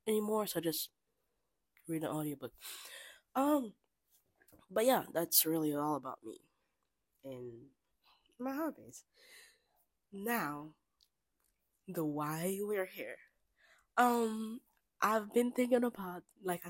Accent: Kinshasa, DR Congo; moved away as an adult; now in United States; I was born and raised in Kinshasa, DR Congo

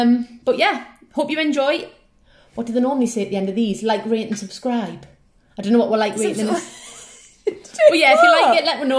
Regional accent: South Shields, North East England, United Kingdom; moved away; I was from South Shields.

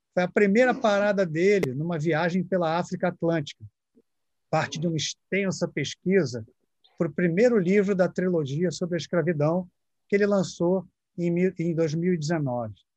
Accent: Brazil; que sou brasileiro

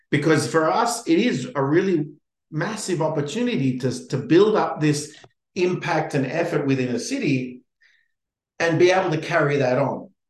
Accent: Australia; as an Australian, Brisbane afterwards is even more exciting.

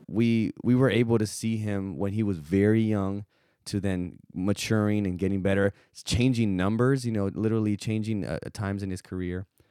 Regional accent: South Texas, United States; growing up in South Texas

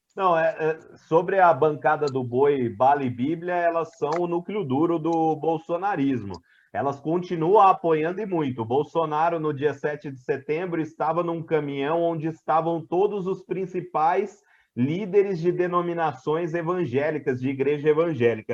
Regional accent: interior of São Paulo, Brazil; accent: Brazilian; Eu estava na minha cidade natal, que é no interior de São Paulo, era uma criança voltando da escola

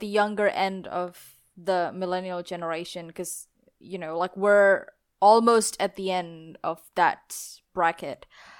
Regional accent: Indonesia; now in Australia; Because I'm originally from Indonesia, and these problems exist in Indonesia. And then I moved to Australia

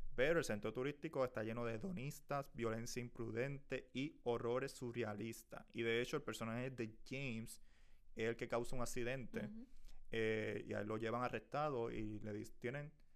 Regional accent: Puerto Rico; yo soy puertorriqueño

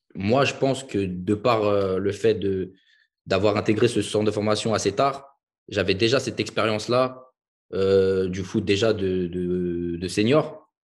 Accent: Villepinte, Île-de-France, France; also born or lived in Hungary; je suis originaire de Paris, la banlieue parisienne

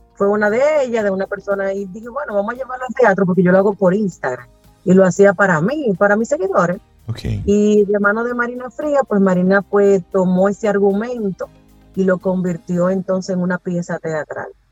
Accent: Bonao, Monseñor Nouel, Dominican Republic; yo soy de Bonao

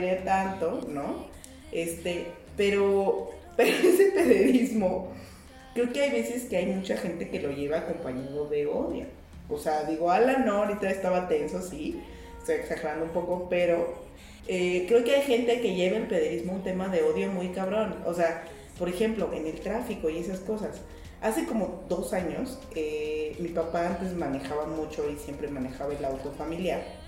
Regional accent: Mexico; mis derechos como ciudadana mexicana

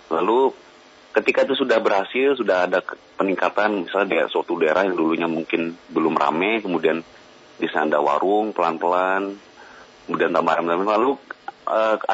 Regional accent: Central Kalimantan, Indonesia; Iya, saya Dayak Ngaju dari Kalimantan Tengah. Baik. Asli putra Kalimantan.

